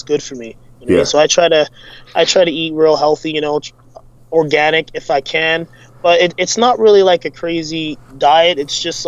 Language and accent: English; Calgary, Alberta, Canada; Born and raised in Calgary